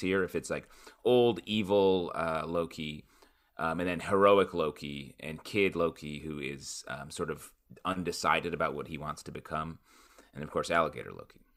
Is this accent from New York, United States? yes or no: yes; Syracuse, New York, United States; I grew up in Syracuse, New York area